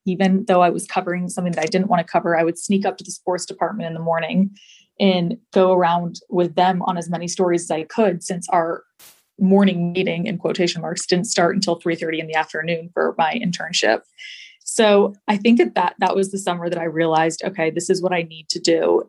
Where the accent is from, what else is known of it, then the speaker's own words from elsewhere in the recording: the South, United States; also born or lived in Georgia; Growing up in the South